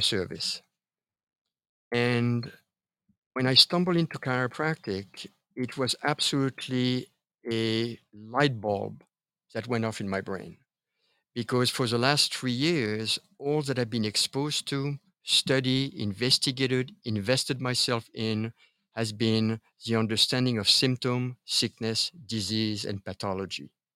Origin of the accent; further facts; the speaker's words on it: Paris, Île-de-France, France; moved away; I was born and raised in Paris, France